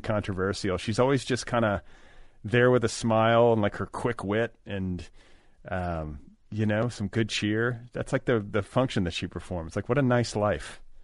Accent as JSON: {"language": "English", "region": "Indiana", "country": "United States", "tie": "born or raised there", "said": "growing up in Indiana"}